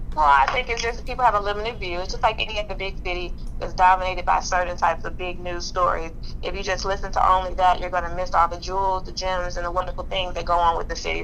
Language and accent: English; Chicago, Illinois, United States; being born and raised in Chicago